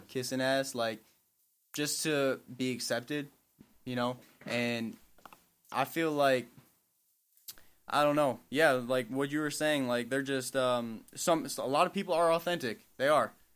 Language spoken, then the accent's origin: English; Milwaukee, Wisconsin, United States; I'm from, I'm born and raised in Milwaukee